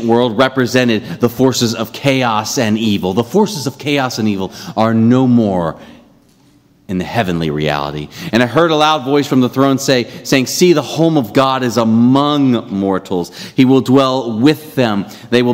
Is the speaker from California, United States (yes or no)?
no; Ohio, United States; growing up in Ohio